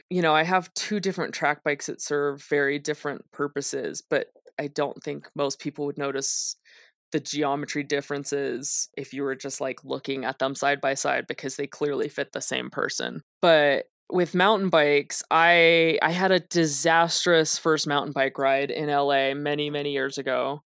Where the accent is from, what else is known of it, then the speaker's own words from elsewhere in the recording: Las Vegas, Nevada, United States; moved away; also born or lived in Los Angeles; I grew up in Las Vegas.